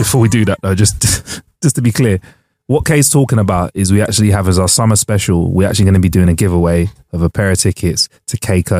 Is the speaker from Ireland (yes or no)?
no; United Kingdom; being a British person